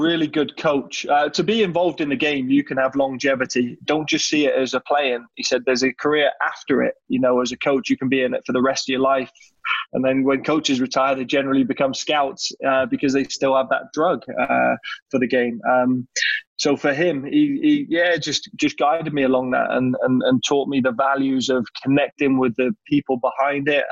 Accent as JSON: {"language": "English", "town": "Plymouth", "region": "South West England", "country": "United Kingdom", "tie": "born or raised there", "first_language": "English", "moved": "yes", "lives_now": "Canada", "said": "Growing up in England"}